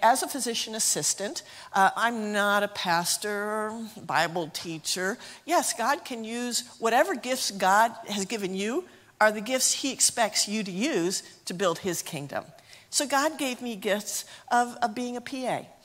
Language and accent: English; United States; moved away as an adult; now in Zimbabwe; I'm from Lisbethan, and so I'm just from down the road, and I went to King College, so I'm just a local girl